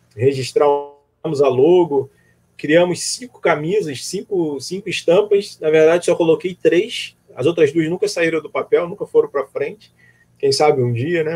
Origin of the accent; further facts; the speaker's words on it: Rio de Janeiro, Brazil; also born or lived in Northeast Brazil; now in Niterói, Brazil; Sou do Rio de Janeiro, mas morei um tempo no Nordeste